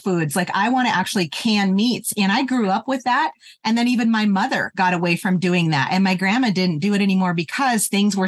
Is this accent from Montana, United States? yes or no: yes; Terry, Montana, United States; moved away as an adult; I grew up in Terry, Montana, which is in Southeastern